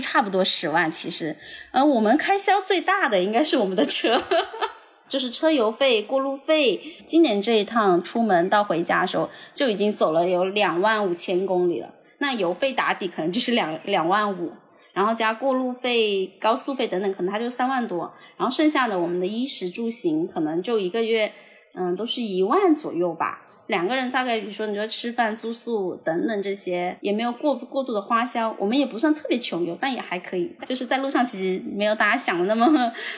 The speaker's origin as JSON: {"language": "Chinese", "town": "Shantou", "region": "Guangdong", "country": "China", "tie": "born or raised there", "lives_now": "Shenzhen, China", "said": "因为我老家就是汕头的，然后我现在在深圳"}